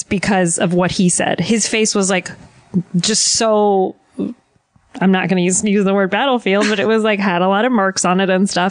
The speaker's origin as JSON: {"language": "English", "region": "New Jersey", "country": "United States", "said": "I'm from Jersey"}